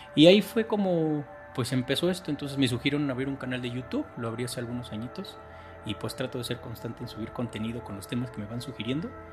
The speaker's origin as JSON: {"language": "Spanish", "country": "Mexico", "said": "soy mexicano, tengo 45 años"}